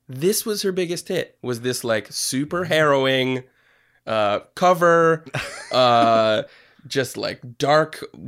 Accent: Ellington, Connecticut, United States; I am from Ellington, Connecticut.

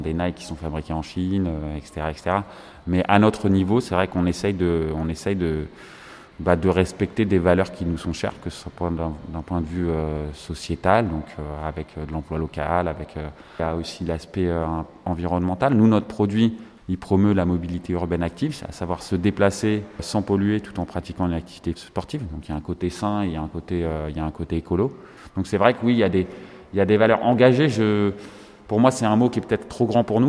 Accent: Villiers-le-Bel, Île-de-France, France; also born or lived in Aubervilliers; je suis originaire du 95, limitrophe Seine-Saint-Denis, puisque j'ai grandi à Villiers-le-Bel

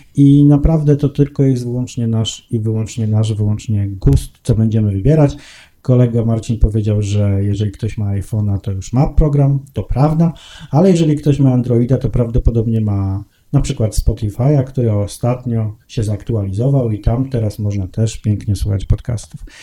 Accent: Gdańsk, Pomeranian Voivodeship, Poland; now in Warsaw, Poland; ja też nie jestem z Warszawy, chociaż mówię z Warszawy i mieszkam w Warszawie, jestem z Gdańska i tak się zawsze będę przedstawiał

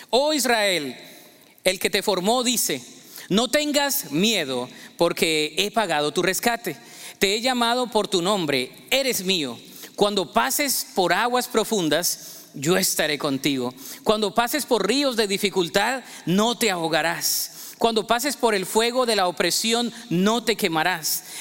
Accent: Colombia; Yo recuerdo que creciendo en Colombia, siempre había la tradición de que el 24 de diciembre nosotros nos poníamos una muda nueva de ropa, ¿no?

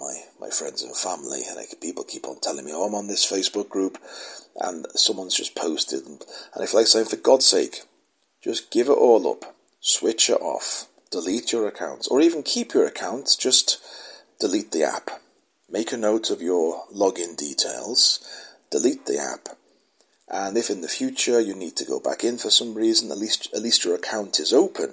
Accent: United Kingdom; I'm British

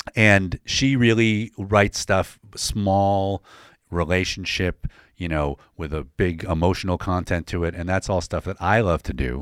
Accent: DeWitt, New York, United States; I grew up in, uh, Syracuse, a suburb of Syracuse, DeWitt, New York.

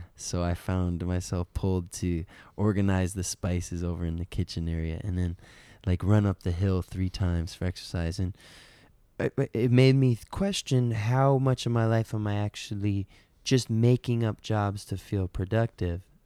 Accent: Detroit, Michigan, United States; moved away; I'm from Detroit, Michigan originally

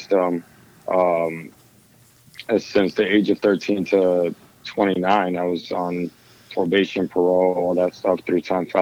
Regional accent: New York City, New York, United States; I was born and raised in the Lower East Side of Manhattan back in the 80s and 90s

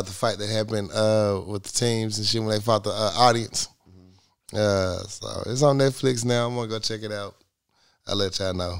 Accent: New York, United States; I'm from New York.

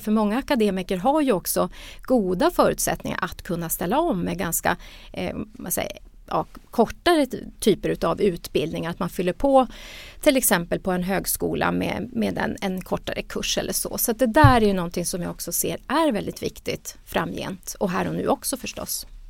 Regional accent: Luleå, Norrbotten County, Sweden; jag är ju själv norrbottning och från Luleå

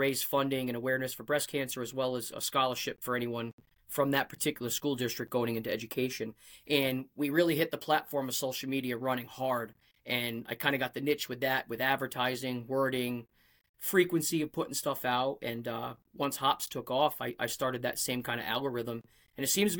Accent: Rhode Island, United States; accent: Rhode Island; also born or lived in Connecticut; my Rhode Island accent comes out and I try not

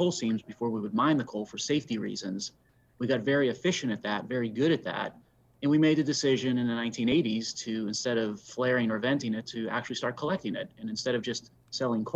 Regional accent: Pittsburgh, Pennsylvania, United States; I'm a native Pittsburgher, so I grew up in Pittsburgh in western Pennsylvania, lived there all my life

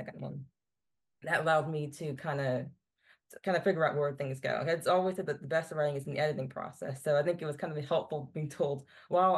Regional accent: Virginia, United States; growing up in Virginia, it's like history everywhere

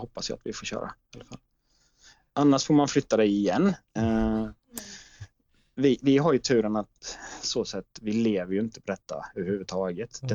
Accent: Jönköping, Jönköping County, Sweden; jag kommer från Jönköping

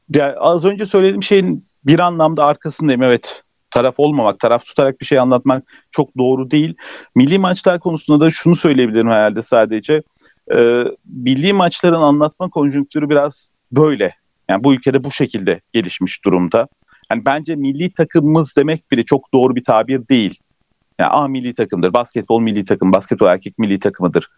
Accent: Turkey; tam bu ülkede yaşıyorum, Türkiye'liyim, bu ülkeden, kökenlerim bu ülkeden.

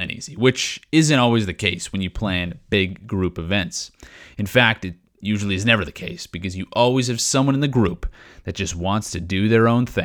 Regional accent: Regina, Saskatchewan, Canada; moved away; Growing up in Regina, Saskatchewan, we were known for being the breadbasket of Canada

